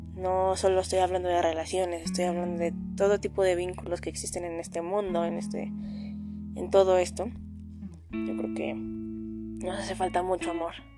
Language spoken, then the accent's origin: Spanish; Mexico